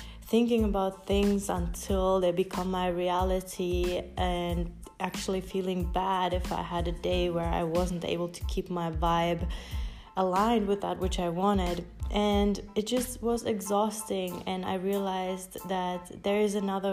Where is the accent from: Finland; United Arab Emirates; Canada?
Finland; moved away; also born or lived in United States / Colombia; I grew up in Finland